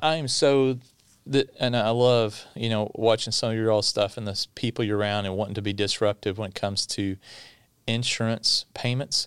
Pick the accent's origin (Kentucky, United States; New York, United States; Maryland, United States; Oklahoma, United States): Kentucky, United States; Bowling Green; I'm from South Central Kentucky in Bowling Green, home of the Corvette. right down the road from Mammoth Cave, longest cave system in the world. Um, so grew up inside of Bowling Green, but just outside in a little bit of rural Kentucky